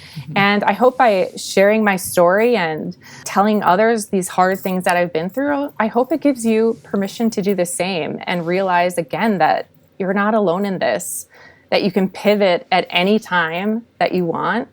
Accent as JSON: {"language": "English", "region": "Minnesota", "country": "United States", "tie": "born or raised there", "said": "I was born and raised in Minnesota"}